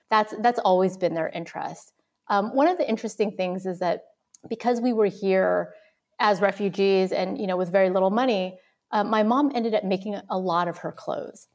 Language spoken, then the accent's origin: English; California, United States; moved away as an adult; also born or lived in Vietnam; now in New York, United States; I'm originally from California, um, in the United States. I was born in Vietnam, um, and came over as a refugee, like so many others, in the mid nineteen seventies